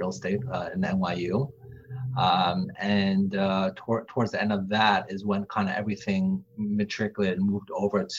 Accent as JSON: {"language": "English", "region": "New York", "country": "United States", "tie": "born or raised there", "said": "I grew up in New York"}